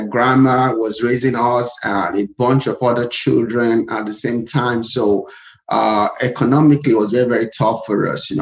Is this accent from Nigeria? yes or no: yes; Nigeria; moved away as an adult; now in Atlanta, United States; So I was born and raised in Nigeria. So I came to America a couple of years ago with a dream to be a medical doctor.